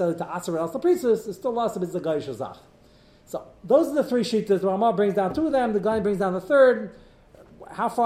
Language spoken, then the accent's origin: English; United States; I'm American, I'm embedded in society